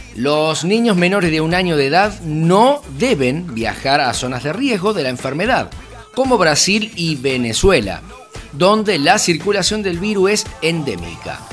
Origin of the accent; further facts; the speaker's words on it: Argentina; mi país